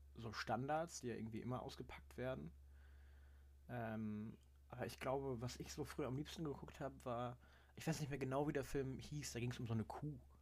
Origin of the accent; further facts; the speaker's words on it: Germany; als Deutscher